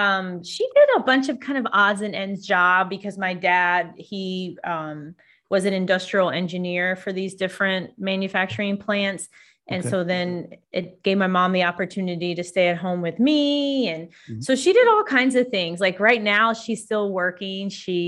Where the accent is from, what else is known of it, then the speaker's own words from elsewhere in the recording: Battle Creek, Michigan, United States; also born or lived in Midwest; Yeah, I grew up a little bit in Battle Creek, Michigan.